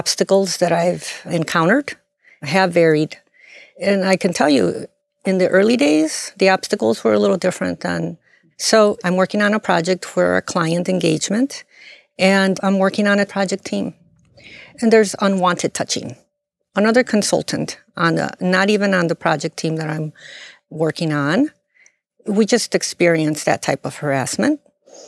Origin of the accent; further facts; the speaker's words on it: Chicago, Illinois, United States; I'm born and raised in Chicago.